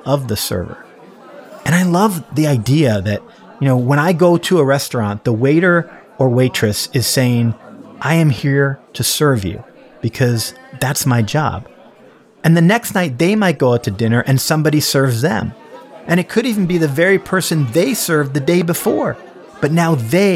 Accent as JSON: {"language": "English", "country": "Canada", "tie": "born or raised there", "also_born_or_lived": "San Francisco, United States", "moved": "as an adult", "lives_now": "Toronto, Canada", "said": "I grew up in Canada. I moved to San Francisco when I was 25 years old."}